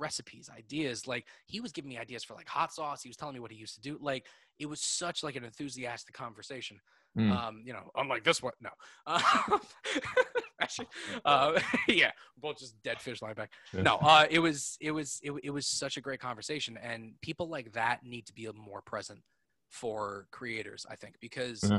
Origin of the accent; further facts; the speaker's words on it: Lower Westchester, New York, United States; I grew up in Lower Westchester. I grew up like, you know, 20 minutes from the city.